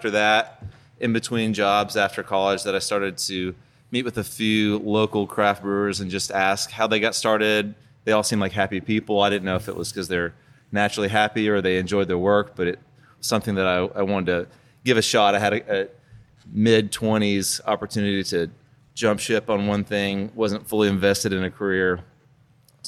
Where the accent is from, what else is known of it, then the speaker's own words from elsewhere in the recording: the South, United States; I grew up in the South